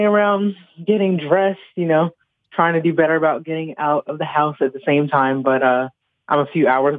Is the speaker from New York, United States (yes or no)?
yes; Buffalo, New York, United States; The bartender where I was from Buffalo. And I mentioned that I was moving there. And then he was like, oh, this lady across the other side of the bar, like, she's from Buffalo too.